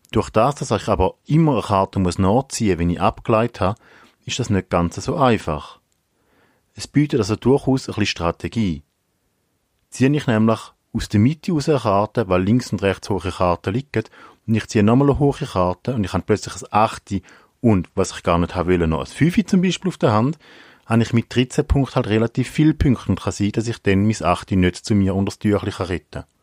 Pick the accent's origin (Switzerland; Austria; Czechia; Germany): Switzerland; Eastern Switzerland; now in Winterthur, Switzerland; Ich bin aufgewachsen in der Ostschweiz und wohne jetzt in Winterthur.